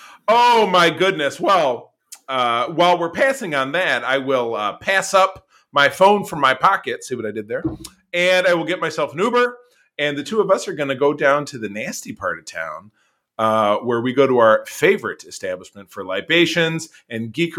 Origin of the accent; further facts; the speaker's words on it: Grosse Pointe, Michigan, United States; My hometown homeboy, Grosse Pointe, Michigan.